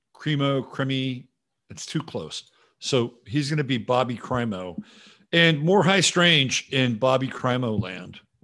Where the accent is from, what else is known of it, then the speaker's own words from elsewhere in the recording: Bay Area, California, United States; I'm from the Bay Area